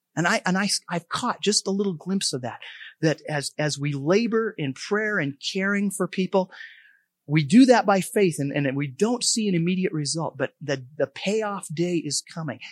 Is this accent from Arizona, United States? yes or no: no; Helena, Montana, United States; moved away; I grew up in Helena about twenty years ago since I've, I've lived here, but, um, a lot of my roots are here.